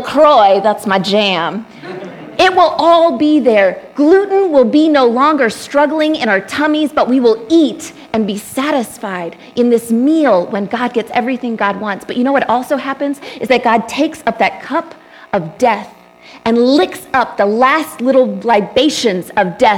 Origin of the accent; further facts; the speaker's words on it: Texas, United States; I grew up in Texas